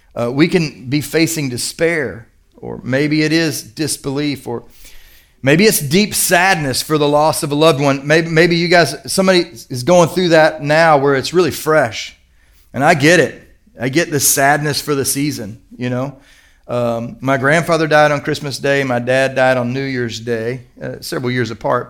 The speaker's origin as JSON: {"language": "English", "region": "Kentucky", "country": "United States", "said": "I'm from Kentucky"}